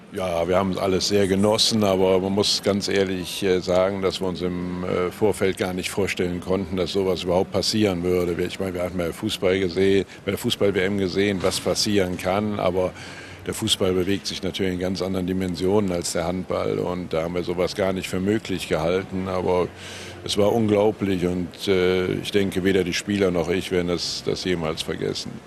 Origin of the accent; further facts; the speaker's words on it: Gummersbach, North Rhine-Westphalia, Germany; ich habe so ein, so ein leicht gespaltenes Verhältnis zu meiner Heimatstadt Gummersbach